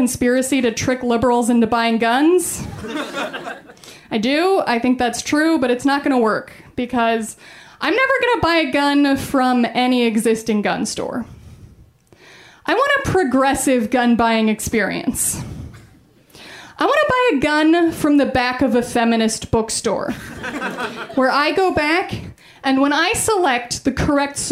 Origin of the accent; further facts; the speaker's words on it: Colorado Springs, Colorado, United States; I'm from Colorado. I grew up in Colorado Springs.